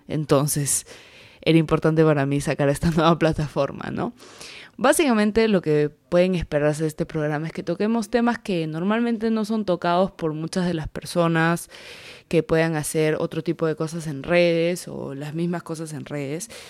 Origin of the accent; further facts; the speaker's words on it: the Peruvian jungle, Peruvian Amazon, Peru; soy peruana, soy de la selva del Perú